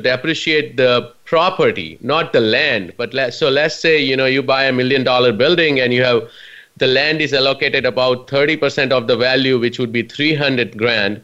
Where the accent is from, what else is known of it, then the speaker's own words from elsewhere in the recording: India; moved away as an adult; now in United States; I immigrated from India about 19 years ago. I'm proud to call myself US citizen now